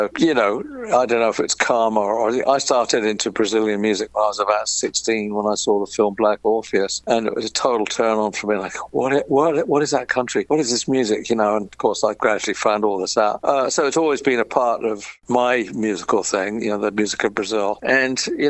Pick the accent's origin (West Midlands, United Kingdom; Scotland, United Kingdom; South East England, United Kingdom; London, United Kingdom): London, United Kingdom; moved away as an adult; also born or lived in California; growing up in London and the hell of London.